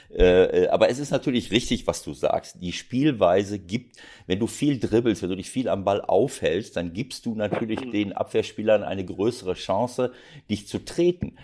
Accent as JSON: {"language": "German", "country": "Germany", "said": "bei uns in Deutschland"}